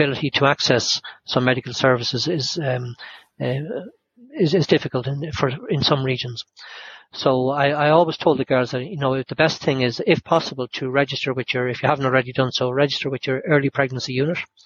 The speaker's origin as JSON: {"language": "English", "country": "Ireland", "accent": "Irish", "moved": "yes", "lives_now": "United Kingdom", "said": "They probably thought by my accent and that I was Irish"}